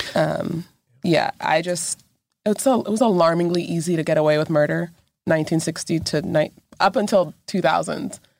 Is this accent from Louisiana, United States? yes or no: no; Texas, United States; moved away; I actually grew up, like, forty-five minutes away from this area